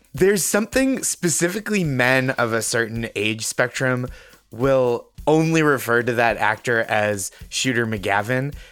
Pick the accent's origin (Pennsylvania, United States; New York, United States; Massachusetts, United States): Massachusetts, United States; North Shore of; I'm from the North Shore of Massachusetts